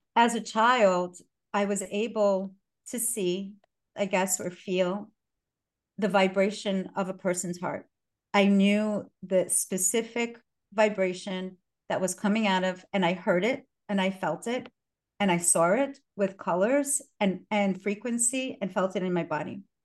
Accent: New York City, New York, United States; English is a second language; And I, English was my sixth language. And I was born here. I was born in Brooklyn

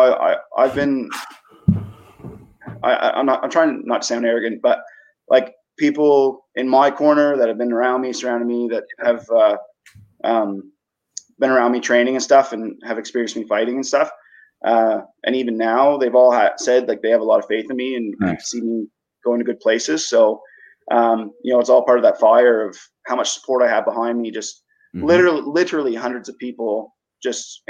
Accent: Woodstock, Canada; moved away; I'm originally from Woodstock

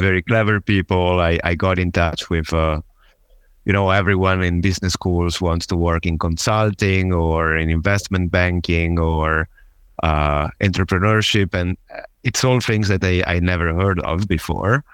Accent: Genoa, Liguria, Italy; accent: Italian; English is a second language; moved away as an adult; also born or lived in south of Germany; I'm originally from Italy, uh, specifically from Genova

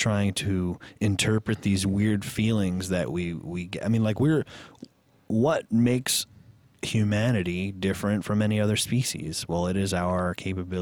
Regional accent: New York, United States; I grew up in New York, very religious

